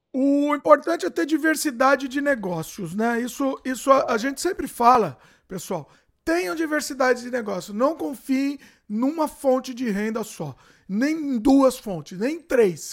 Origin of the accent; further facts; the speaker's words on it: Brazil; Hoje eu confirmei que eu sou brasileiro